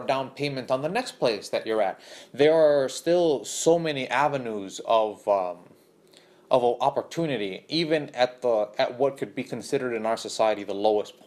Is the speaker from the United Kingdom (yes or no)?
no; Honduras; also born or lived in born in Honduras; now in United States; I come from Honduras, which is a very dysfunctional place